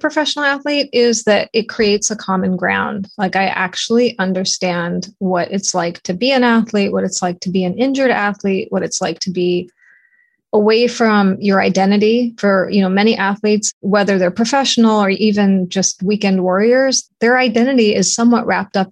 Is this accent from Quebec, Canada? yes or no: no; Toronto, Ontario, Canada; moved away as an adult; now in United States; I'm from Toronto, Canada, and I represented Canada in the 88 Olympics for swimming. And I came to the United States as a swimmer, was recruited, swam at a local college